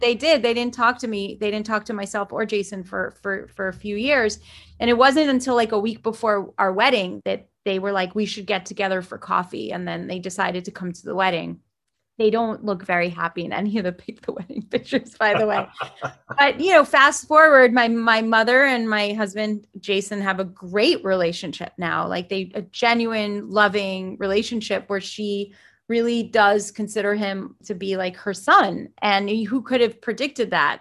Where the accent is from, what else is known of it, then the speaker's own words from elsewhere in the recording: South Florida, United States; also born or lived in Jerusalem, Israel / New York; I was raised in South Florida